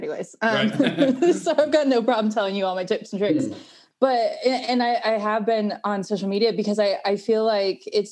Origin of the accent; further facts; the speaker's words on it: Northern California, United States; now in Denver, United States; I grew up in Northern California